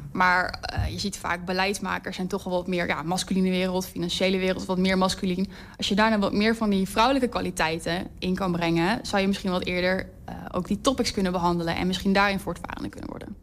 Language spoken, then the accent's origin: Dutch; Amsterdam, North Holland, Netherlands; moved away as an adult; also born or lived in Twente; now in Enschede, Netherlands; ik kom oorspronkelijk uit Amsterdam